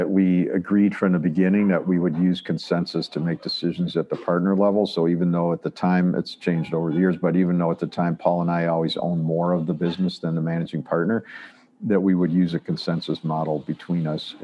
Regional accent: Chicago, Illinois, United States; moved away as an adult; now in Ann Arbor, United States; I grew up in Chicago, came to Ann Arbor to go to U of M, University of Michigan

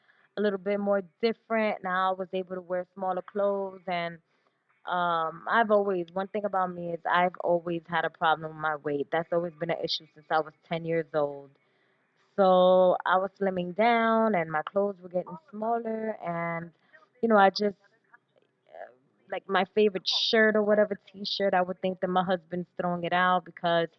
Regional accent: New York City, New York, United States; I was born and raised in New York, in the Bronx.

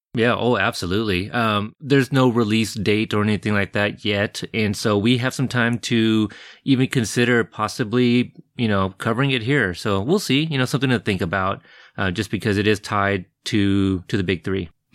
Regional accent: Pacific Northwest, United States; I'm from the Pacific Northwest, where it's a lot cooler and less

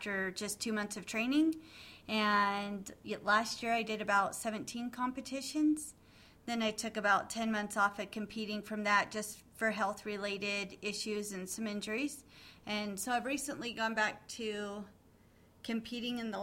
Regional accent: Reno, Nevada, United States; I've been born and raised in Reno, Nevada. We're still here.

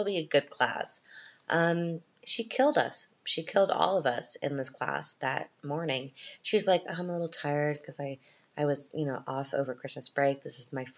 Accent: Canada; now in Austria; I'm Canadian

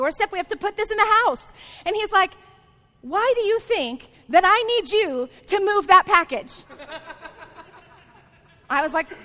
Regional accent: Texas, United States; I grew up in the South. I actually grew up in the Bible Belt of Texas

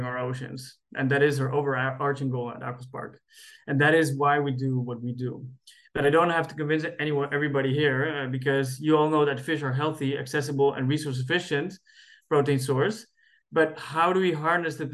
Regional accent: Cali, Valle del Cauca, Colombia; moved away; I come from Cali, Colombia, and salsa is definitely part of the culture

